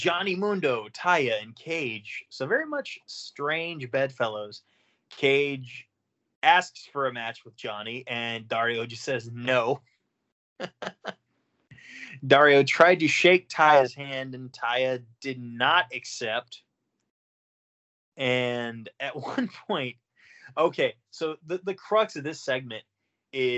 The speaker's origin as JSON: {"language": "English", "region": "Oklahoma", "country": "United States", "said": "I'm a cracker from Oklahoma"}